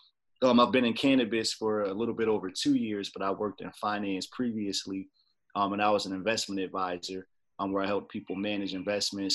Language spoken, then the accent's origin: English; Trenton, New Jersey, United States; moved away as an adult; also born or lived in Washington, D.C.; now in Upper Marlboro, Maryland, United States; I was born and raised in Trenton, New Jersey, but I've actually been in the Washington, D.C. area for, man, they're going on 20 years now